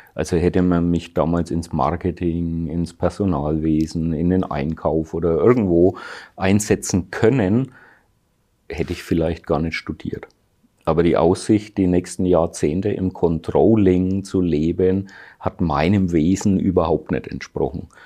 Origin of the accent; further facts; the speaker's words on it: Germany; bei uns in Deutschland